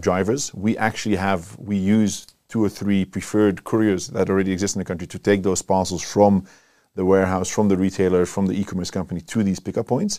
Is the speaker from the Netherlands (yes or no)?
yes; Netherlands; moved away as an adult; also born or lived in Cape Town, South Africa; now in South Africa; We're from the Netherlands.